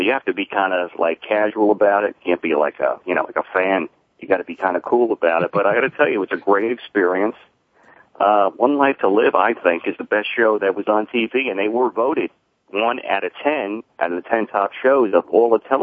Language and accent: English; New York, United States; I started watching it when I was six years old with my mother back when we grew up in Long Island.